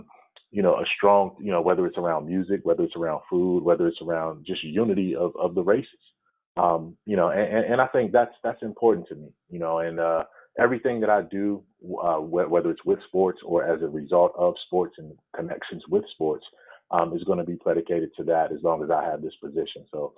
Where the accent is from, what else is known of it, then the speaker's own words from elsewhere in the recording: Washington, United States; moved away; also born or lived in Grambling, Louisiana / Tallahassee / New Orleans; we're in Atlanta right now on a two-game trip that ends in Washington, my hometown.